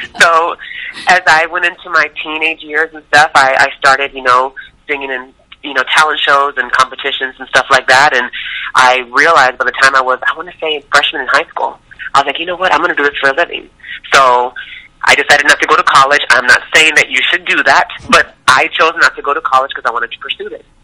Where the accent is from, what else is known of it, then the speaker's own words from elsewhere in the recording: Tucson, Arizona, United States; Well, I was born and raised in Tucson, Arizona, on uh, West Coast, and I wanted to be a singer since I was three years old.